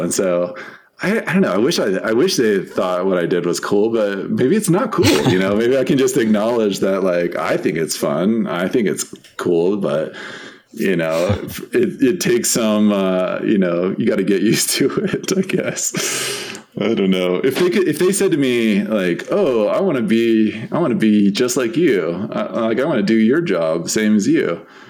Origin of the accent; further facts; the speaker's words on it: San Diego, California, United States; also born or lived in Bay Area; now in Utah, United States; I grew up in San Diego, so um, I've been a coast person all my life